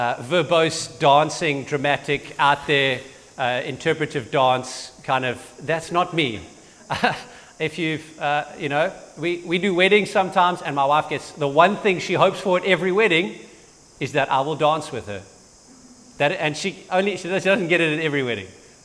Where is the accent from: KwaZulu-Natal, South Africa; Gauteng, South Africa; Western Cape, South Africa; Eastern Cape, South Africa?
KwaZulu-Natal, South Africa; Durban; now in St. Lucia, South Africa; I grew up in Durban.